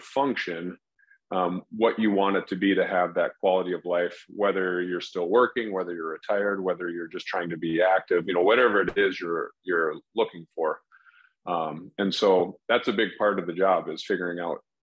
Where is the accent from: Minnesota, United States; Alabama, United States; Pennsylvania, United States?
Minnesota, United States; Minneapolis–Saint Paul; also born or lived in Des Moines, Iowa / Columbus, Ohio / Chicago, Illinois; I was born in the Twin Cities in Minnesota. Have been here most of my life, other than some of my medical training. So I grew up here